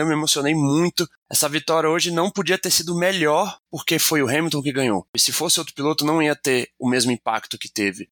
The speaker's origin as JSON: {"language": "Portuguese", "town": "Brasília", "region": "Federal District", "country": "Brazil", "said": "Verstappen veio aqui nas minhas terras"}